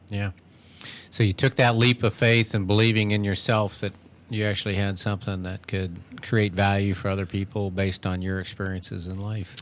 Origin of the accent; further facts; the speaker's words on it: Seattle, Washington, United States; moved away as an adult; now in Wilmington, United States; I grew up out in the Seattle area